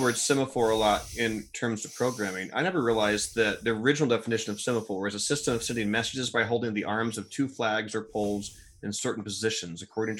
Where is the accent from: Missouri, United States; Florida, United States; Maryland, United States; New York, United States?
Missouri, United States; I grew up in Missouri. I've never heard of that place.